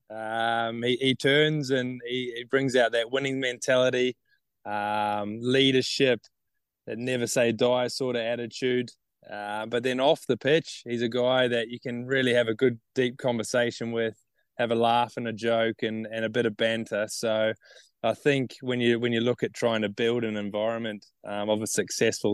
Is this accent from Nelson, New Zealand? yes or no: yes; Nelson, New Zealand; now in Townsville, Australia; I grew up in Nelson.